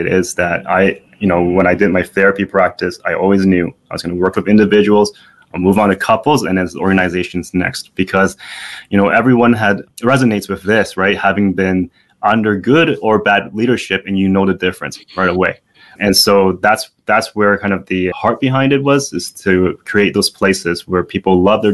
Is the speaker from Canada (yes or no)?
yes; Canada; I am Canadian